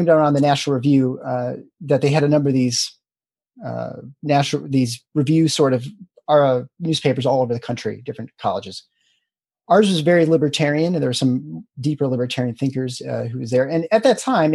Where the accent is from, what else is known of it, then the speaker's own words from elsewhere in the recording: Lansing, Michigan, United States; also born or lived in Iowa City, Iowa; now in Grand Rapids, United States; I moved back to Michigan. I grew up in Lansing here, and I settled in private practice here in Grand Rapids in 2004